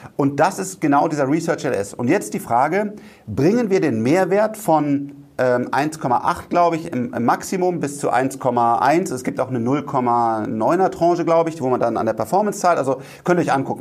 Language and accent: German; Rhineland, Germany; ich bin Rheinländer